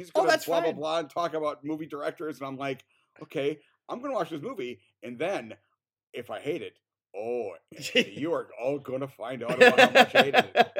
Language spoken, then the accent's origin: English; Wisconsin, United States; now in Minnesota, United States; I'm from Wisconsin. You're right. It's like a half an hour from here